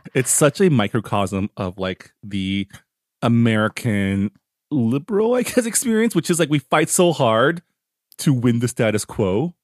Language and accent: English; Canada; now in California, United States; as a Canadian